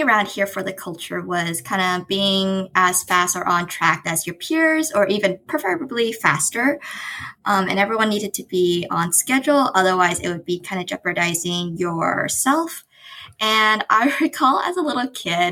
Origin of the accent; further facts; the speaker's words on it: San Jose, California, United States; I grew up in San Jose, California. So it's kind of in the heart of the Bay Area